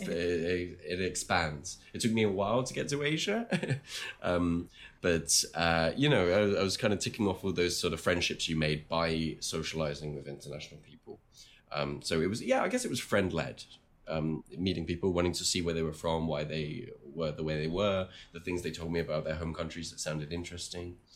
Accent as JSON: {"language": "English", "region": "England", "country": "United Kingdom", "tie": "born or raised there", "also_born_or_lived": "France", "moved": "as an adult", "lives_now": "Taiwan", "said": "my mother's from Australia, but I, I grew up in England"}